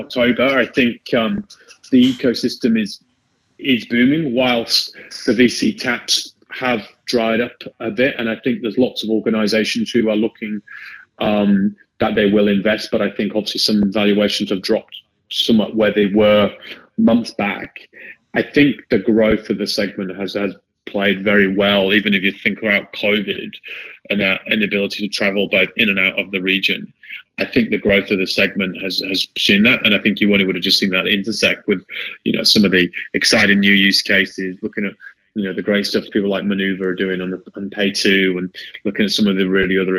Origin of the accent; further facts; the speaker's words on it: United Kingdom; accent: British; now in Sydney, Australia; I'm British, as you can tell probably by the accent.